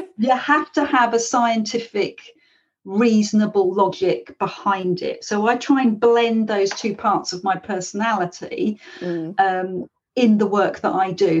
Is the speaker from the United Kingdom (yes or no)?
yes; London, United Kingdom; now in Devon, United Kingdom; I live here, but I'm originally from London